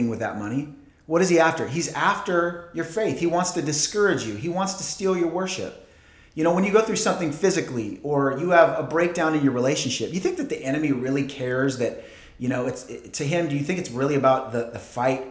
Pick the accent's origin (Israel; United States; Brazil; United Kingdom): United States; Portland, Oregon; moved away; I grew up in Portland, Oregon